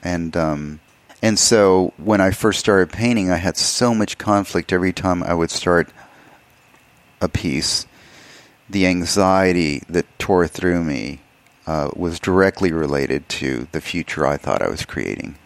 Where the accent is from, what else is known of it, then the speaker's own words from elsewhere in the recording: El Paso, Texas, United States; moved away as an adult; also born or lived in Alamogordo, New Mexico / Austin, Texas / Los Angeles; I grew up in El Paso, Texas. I was born in Alamogordo, New Mexico, which is about 60 miles away.